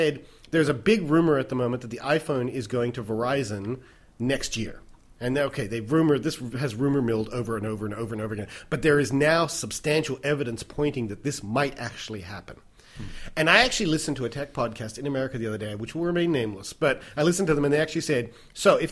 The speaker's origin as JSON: {"language": "English", "country": "United States", "moved": "yes", "said": "I am an American"}